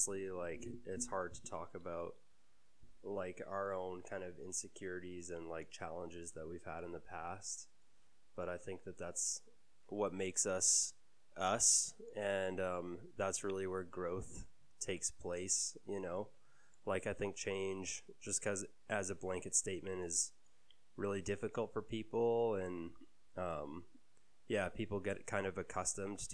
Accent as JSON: {"language": "English", "town": "Calgary", "region": "Alberta", "country": "Canada", "tie": "born or raised there", "said": "I grew up in Calgary. I was born in Calgary. I've lived here my whole life"}